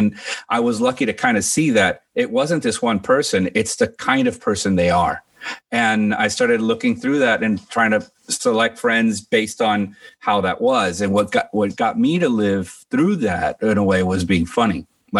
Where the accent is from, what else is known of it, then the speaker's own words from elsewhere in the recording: United States; I mean, I was born in Washington, D.C. My dad is from Cuba. My mom's from Guatemala. They met there. And I was like the third child they had. And then they moved to Miami when I was three.